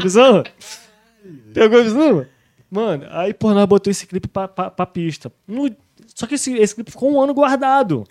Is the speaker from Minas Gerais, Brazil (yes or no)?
no; Rio de Janeiro, Brazil; moved away as an adult; also born or lived in Barra / Spain; eu fui forjado no subúrbio do Rio de Janeiro